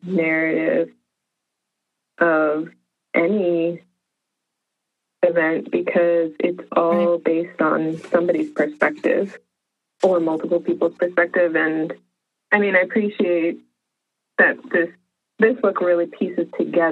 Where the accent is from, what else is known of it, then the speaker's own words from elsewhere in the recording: Arizona, United States; now in Washington, United States; growing up in Arizona